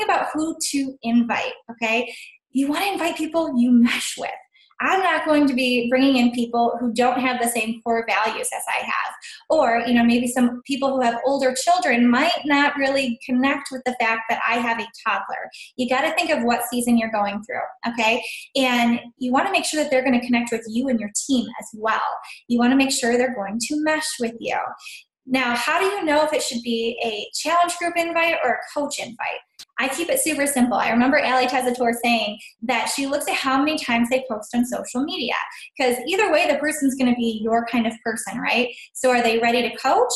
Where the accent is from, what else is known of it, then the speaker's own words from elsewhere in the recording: Sylvania, Ohio, United States; I'm from Sylvania, Ohio